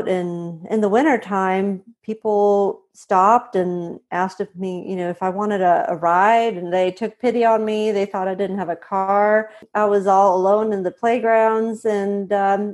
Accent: Sweden; moved away as an adult; also born or lived in Montana, United States / Indiana, United States / Australia; I'm originally from Sweden. I was born and raised here

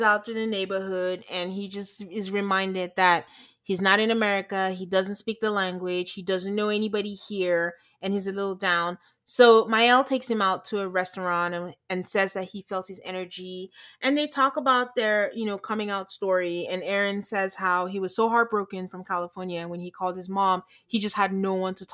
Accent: Nigeria; moved away; being Nigerian

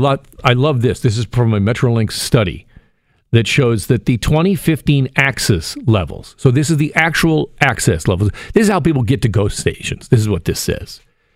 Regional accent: Burlington, Ontario, Canada; I grew up in Burlington. I know what the transit's like in Burlington.

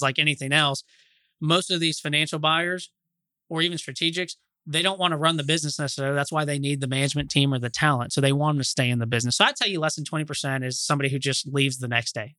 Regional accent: Austin, Texas, United States; also born or lived in Dallas; now in Fort Worth, United States; I'm from Austin originally

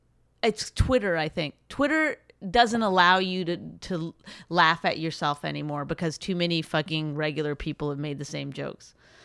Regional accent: Canada

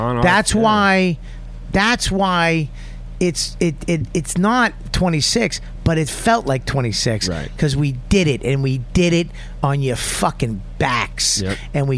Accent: Boston, Massachusetts, United States

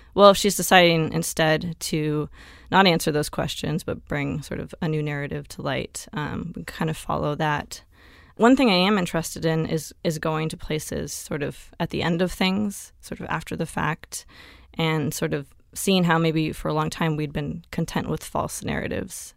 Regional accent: Tumalo, Oregon, United States; in a town of five hundred people in rural Oregon, um, near Bend

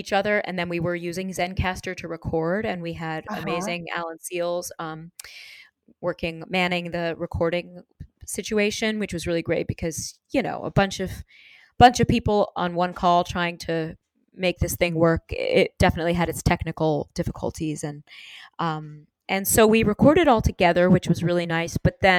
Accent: New York, United States; Because of growing up in New York, I can be in a new city or a new town and very, very quickly understand the lay of the land.

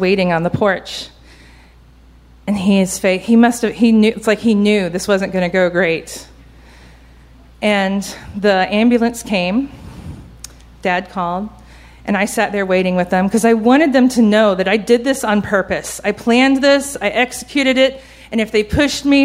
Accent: Georgia, United States; I grew up in Georgia

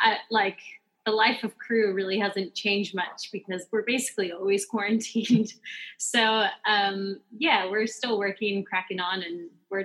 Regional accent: Pleasant Hill, Oregon, United States; moved away; Yeah, I'm actually from Oregon. A very, very small town in Oregon called Pleasant Hill.

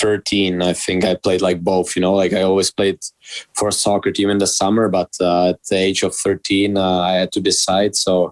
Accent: Czechia; English is a second language; So when I was born in Czech, obviously like in Czech, hockey is number one sport.

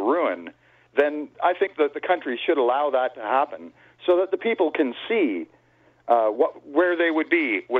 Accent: Canada; now in Toronto, Canada; as a Canadian

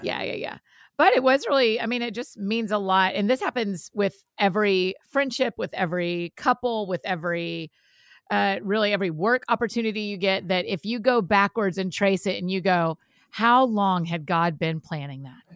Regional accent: Georgia, United States; we're all from Georgia

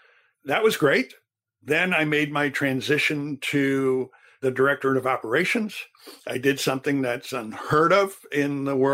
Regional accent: Turkey; also born or lived in Thailand; You know, I grew up in Turkey and Thailand. I didn't grow up in Illinois.

